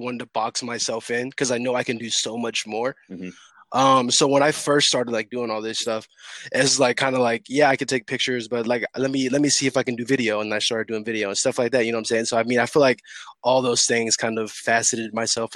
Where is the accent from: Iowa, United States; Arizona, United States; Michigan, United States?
Iowa, United States; Des Moines; I went to East